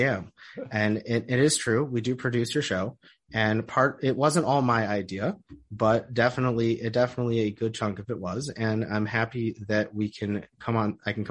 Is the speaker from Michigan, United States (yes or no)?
yes; Oak Park, Michigan, United States; moved away as an adult; now in Israel; I'm originally from Detroit. I grew up in Oak Park